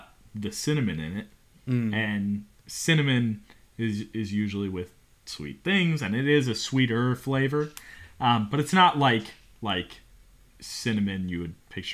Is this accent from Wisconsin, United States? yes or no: no; Cincinnati, Ohio, United States; moved away; Cincy is my stomping ground. That's where I grew up. I grew up in Cincinnati